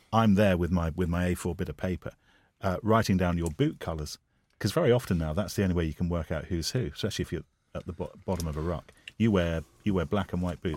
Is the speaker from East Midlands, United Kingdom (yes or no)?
yes; Leicester, East Midlands, United Kingdom; I'm from Leicester